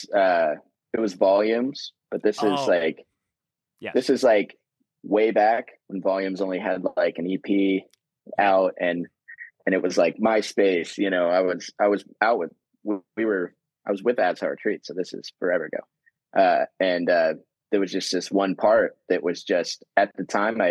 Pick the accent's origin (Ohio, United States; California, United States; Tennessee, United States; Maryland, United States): Tennessee, United States; Nashville; I grew up in Nashville